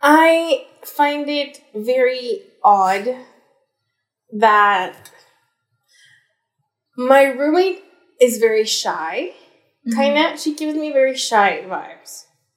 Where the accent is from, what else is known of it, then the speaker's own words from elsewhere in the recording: Alberta, Canada; who said, oh, I think, well, I'm a baby adult, or maybe I'm not, depends on who you ask, because I'm from Alberta, so Alberta's age